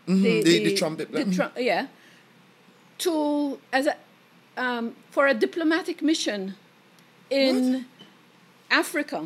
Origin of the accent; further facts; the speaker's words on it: Malta; growing up in Malta